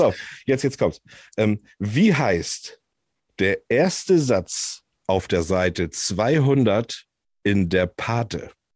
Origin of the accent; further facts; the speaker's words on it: Hamburg area, Germany; Ich komme ja aus der Hamburger Ecke